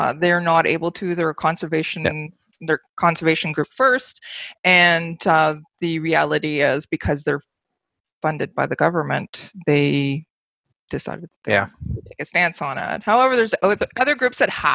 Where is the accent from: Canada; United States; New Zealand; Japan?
Canada; Ontario; I come from Ontario